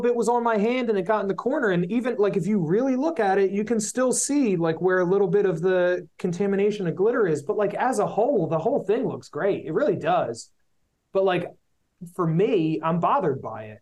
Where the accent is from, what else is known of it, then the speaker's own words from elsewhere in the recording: Philadelphia, Pennsylvania, United States; we're from Philly